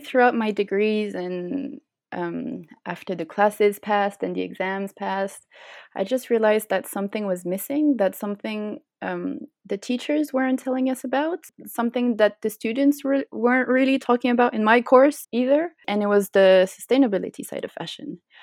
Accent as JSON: {"language": "English", "country": "Switzerland", "tie": "born or raised there", "also_born_or_lived": "United Kingdom", "said": "When I came back uh, to Switzerland"}